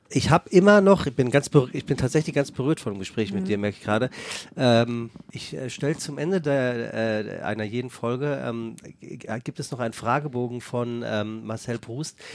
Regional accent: Germany; Deutschland ist meine Heimat. Ist Punkt.

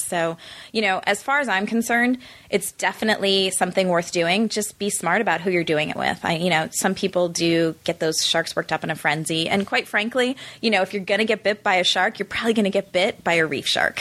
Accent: Chicago, Illinois, United States; also born or lived in South Africa; now in Los Angeles, United States; growing up in the Midwest

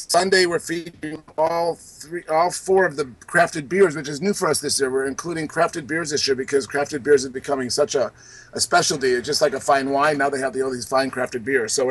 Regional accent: Chicago, Illinois, United States; I'm from Chicago.

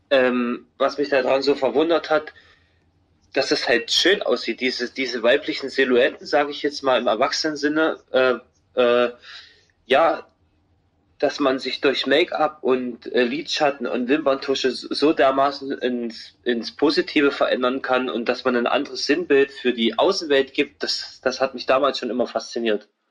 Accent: Halle, Saxony-Anhalt, Germany; als ich zurück wieder in meine Heimatstadt gefahren bin, Halle an der Saale

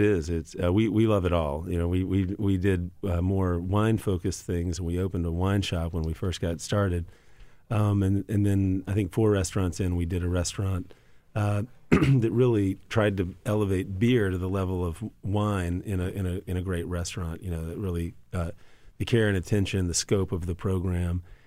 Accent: Louisiana, United States; Growing up in Louisiana and, you know, an Italian grandma in Louisiana

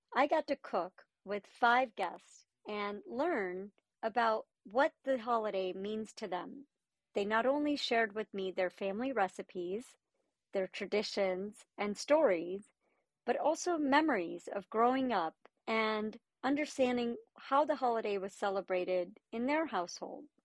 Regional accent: India; now in United States; growing up in India

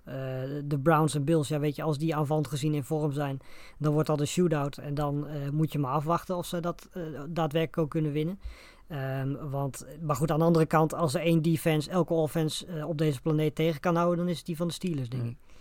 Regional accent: Netherlands; voor ons als Nederlanders

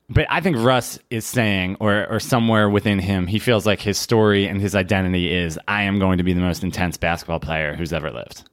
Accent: Philadelphia, Pennsylvania, United States; I'm from Philadelphia

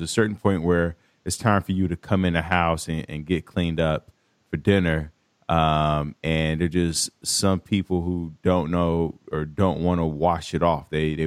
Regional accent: Chicago, Illinois, United States; I'm from Chicago, North Side

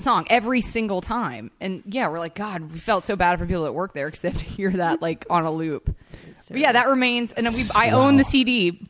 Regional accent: Atlanta, Georgia, United States; I grew up in Atlanta

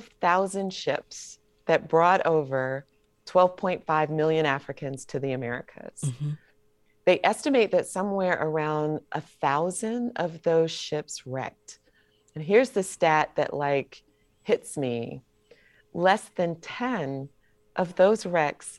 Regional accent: Atlanta, Georgia, United States; I'm from Atlanta

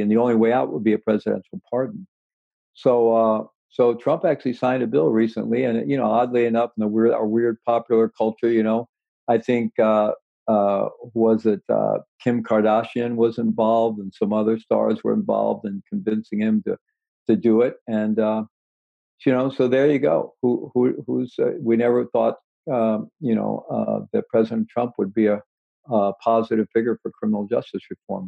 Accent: Missouri, United States; I was born in Missouri, you know, and I had good rational skeptical education in Missouri, the Show Me State.

